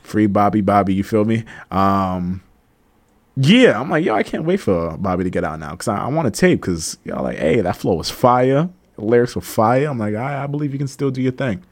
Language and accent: English; Cambridge, Massachusetts, United States; accent: Cambridge accent; also born or lived in Malden, Massachusetts; I grew up around the Cambridge area, so there's, like, a lot of Cambridge slang. So sometimes when I talk, sometimes you can hear my Cambridge accent come out